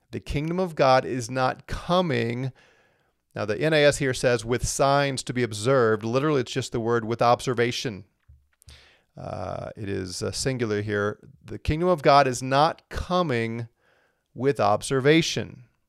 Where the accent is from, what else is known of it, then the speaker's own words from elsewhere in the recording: St. Louis, Missouri, United States; I grew up in Saint Louis